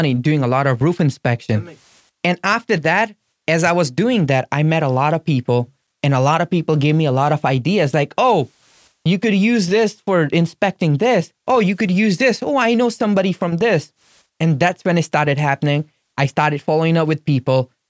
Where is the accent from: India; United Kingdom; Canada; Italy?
India; English is a second language; moved away as an adult; now in Florida, United States; I was from India